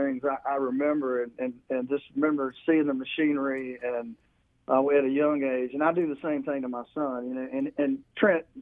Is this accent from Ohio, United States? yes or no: no; Burlington, North Carolina, United States; moved away as an adult; also born or lived in Wilmington, North Carolina; So I grew up in Burlington and moved to Wilmington, Riceville Beach, out of high school.